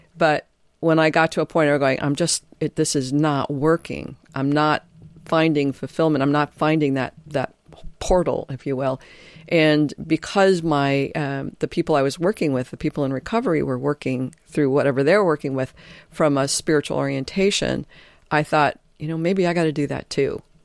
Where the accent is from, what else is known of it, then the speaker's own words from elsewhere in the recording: Detroit, Michigan, United States; moved away as an adult; also born or lived in Nova Scotia; now in San Juan Islands, United States; I grew up in Detroit, family of nine alcoholic parents